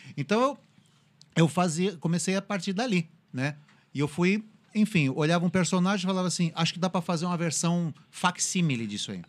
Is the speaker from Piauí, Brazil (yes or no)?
no; São Paulo, Brazil; moved away; eu sou originário de São Paulo